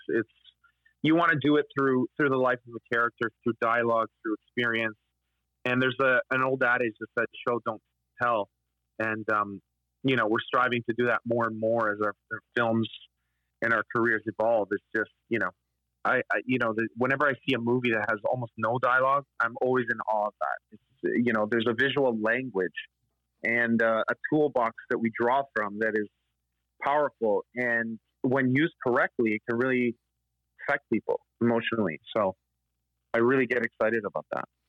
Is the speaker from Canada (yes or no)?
yes; Canada; We're collectively all a part of this history as Canadians